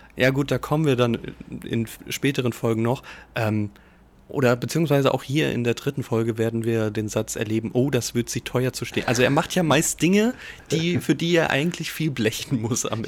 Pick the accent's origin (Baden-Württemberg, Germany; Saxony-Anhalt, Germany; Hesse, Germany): Hesse, Germany; Giessen; ich bin ja gebürtig in Gießen aufgewachsen